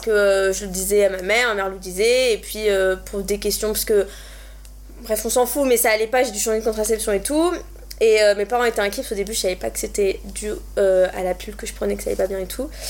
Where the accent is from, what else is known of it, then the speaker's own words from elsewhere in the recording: Montpellier, Occitania, France; moved away as an adult; now in Paris, France; je viens de Montpellier et je suis partie à Paris